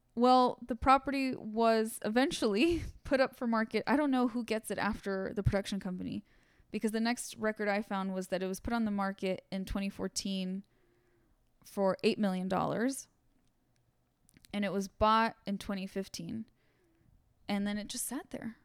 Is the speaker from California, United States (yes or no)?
yes; Santa Monica, California, United States; I grew up in Santa Monica